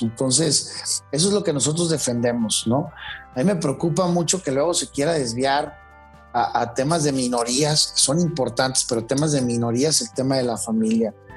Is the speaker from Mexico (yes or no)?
yes; Mexico; como mexicanos